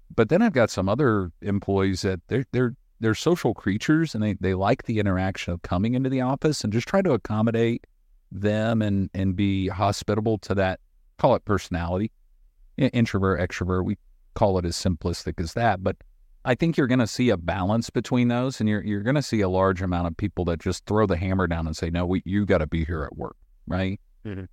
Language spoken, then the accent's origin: English; Boone, North Carolina, United States; I'm from North Carolina. I grew up in a small town called Boone